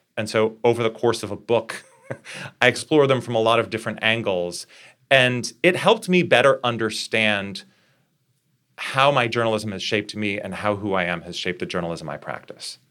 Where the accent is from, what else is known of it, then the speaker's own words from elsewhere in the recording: Fargo, North Dakota, United States; moved away; growing up in Fargo